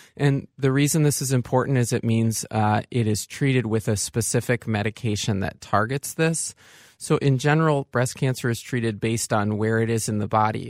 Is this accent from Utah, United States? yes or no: no; Saint Paul, Minnesota, United States; also born or lived in Evanston / California; I'm a Saint Paul native